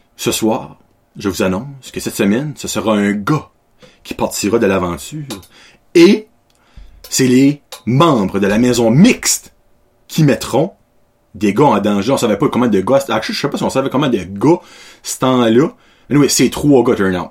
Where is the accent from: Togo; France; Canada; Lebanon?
Canada; je viens de l'Acadie